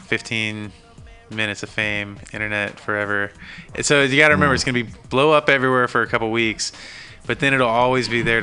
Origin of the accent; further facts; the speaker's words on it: East Coast, United States; That's one thing coming from, I'm from the East Coast myself.